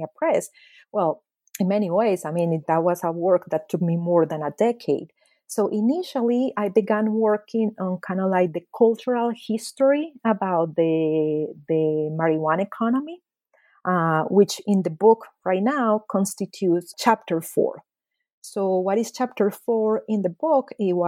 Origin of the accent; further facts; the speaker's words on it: Medellin, Antioquia, Colombia; So because I was born and raised in Medellin, because my mother and my mother's family are paisas from Medellin, I always felt that I wanted to explore more my other side of the family, you know, the Guajira side.